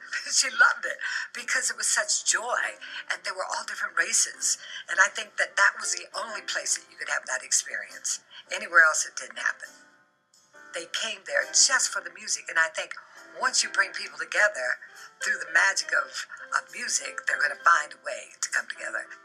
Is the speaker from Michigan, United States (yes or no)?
no; Denver, Colorado, United States; we grew up on Welton Street and then on Curtis, so we weren't far.